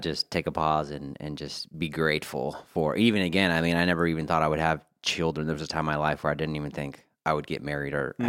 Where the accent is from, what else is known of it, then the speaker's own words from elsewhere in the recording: California, United States; also born or lived in Colorado; I was born in Colorado, Montrose, Colorado. But my mom and dad split up when I was very young. We moved out to California before I was one.